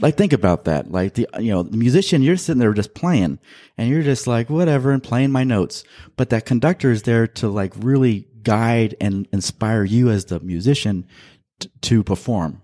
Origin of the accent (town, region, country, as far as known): Central Valley, California, United States; born or raised there; also born or lived in Manteca, California / Modesto, California / Fresno, California